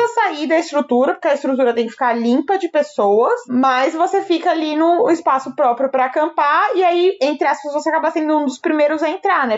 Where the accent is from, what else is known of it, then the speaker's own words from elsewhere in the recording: Brazil; a gente é brasileiro